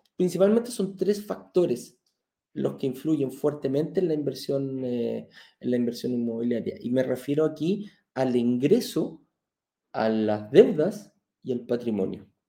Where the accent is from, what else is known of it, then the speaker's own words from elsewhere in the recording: Chile; now in Mexico; lo que tenemos en Chile